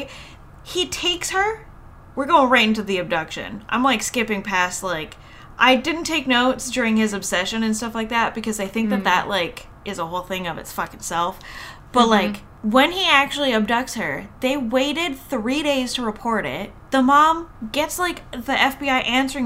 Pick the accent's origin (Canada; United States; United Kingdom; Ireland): Canada; we're Canadian